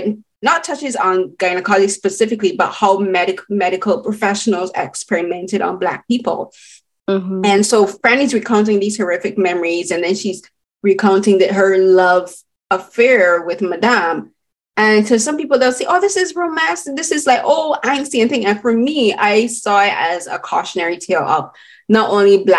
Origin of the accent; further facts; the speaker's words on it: Barbados; I'm Barbadian and I come from the Caribbean